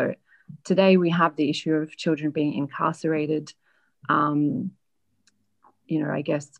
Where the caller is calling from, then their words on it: London, United Kingdom; accent: Australian; Actually, I'm calling you from London.